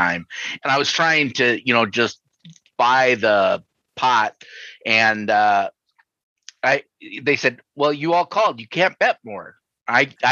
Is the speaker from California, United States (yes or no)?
no; Sioux City, Iowa, United States; now in Minnesota, United States; I grew up in Iowa, in Sioux City, actually